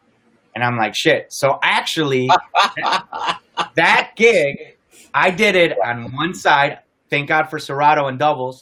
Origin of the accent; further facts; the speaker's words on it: Chicago, Illinois, United States; in my hometown, in the House of Jordan, in the United Center, where the Bulls play